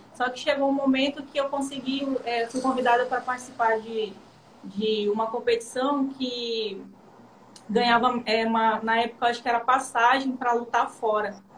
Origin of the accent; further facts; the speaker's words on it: interior of Amazonas, Brazil; moved away as an adult; also born or lived in Manaus; eu sou do interior de Manaus, eu fui para Manaus fazer faculdade